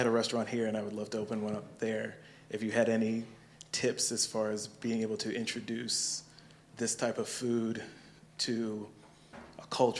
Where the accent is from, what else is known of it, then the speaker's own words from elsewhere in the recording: New Orleans, Louisiana, United States; because I'm from New Orleans myself